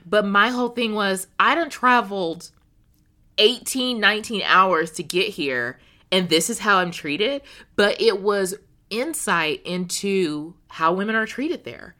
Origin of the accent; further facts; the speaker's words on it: United States; as an American woman